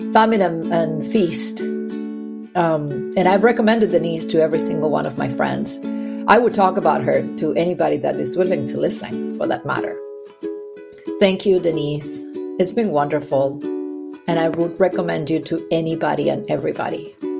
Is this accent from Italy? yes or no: no; Argentina; also born or lived in Pacific Northwest, United States; now in United States; I live in the Pacific Northwest in the US, and I am originally from Argentina.